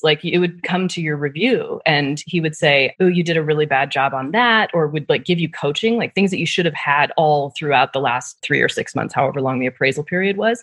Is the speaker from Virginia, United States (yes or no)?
no; Nebraska, United States; moved away; also born or lived in Netherlands; I'm from Nebraska, so I was at the PayPal in Omaha, Nebraska.